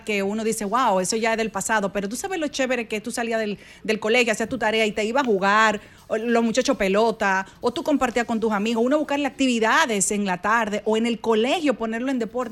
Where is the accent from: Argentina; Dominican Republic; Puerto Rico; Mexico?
Dominican Republic; como dominicana, como mujer